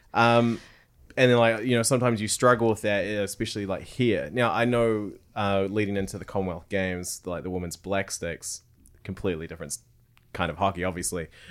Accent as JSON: {"language": "English", "town": "Tauranga", "region": "Bay of Plenty", "country": "New Zealand", "tie": "born or raised there", "said": "growing up in Tauranga, there was the Tauranga Mighty Ducks"}